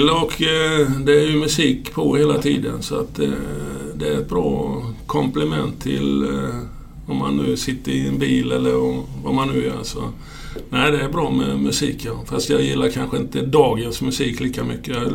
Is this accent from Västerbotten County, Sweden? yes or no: no; Ronneby, Blekinge, Sweden; also born or lived in Tingsryd; Eh, föddes 52 ja och gjorde lumpen, eh, slutade lumpen 72 så att efter det så flyttade jag till Tingsryd. Så det var ju 20 år i Ronneby då.